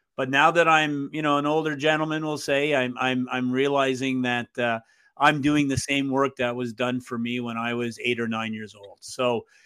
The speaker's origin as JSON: {"language": "English", "town": "Montreal", "region": "Quebec", "country": "Canada", "tie": "born or raised there", "said": "I grew up in East End, Montreal"}